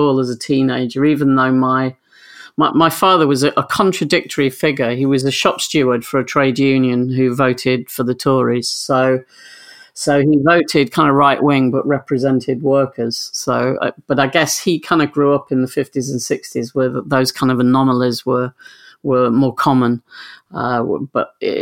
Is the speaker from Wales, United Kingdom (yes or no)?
no; Grimsby, Yorkshire and the Humber, United Kingdom; also born or lived in Switzerland; I moved back to my hometown of Grimsby